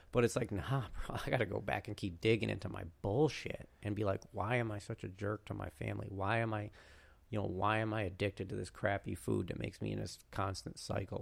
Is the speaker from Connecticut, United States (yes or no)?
yes; Connecticut, United States; in my home state